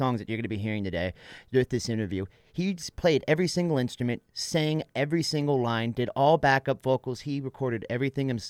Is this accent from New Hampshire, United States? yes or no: no; Northern California, United States; also born or lived in South San Francisco; lived my whole entire life up in Northern California in between Sacramento and North Lake Tahoe